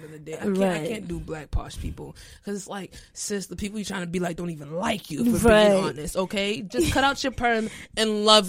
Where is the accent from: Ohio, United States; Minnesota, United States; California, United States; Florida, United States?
Florida, United States; also born or lived in Haiti; been in 3 different Haitian churches. I've lived in 2 communities. I grew up in Florida.